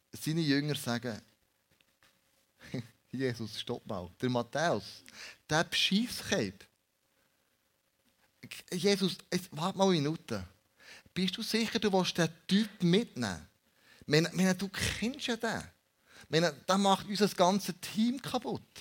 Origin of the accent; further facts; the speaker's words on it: Switzerland; dass wir als Schweizer zusammen essen, Leben teilen und aufeinander hören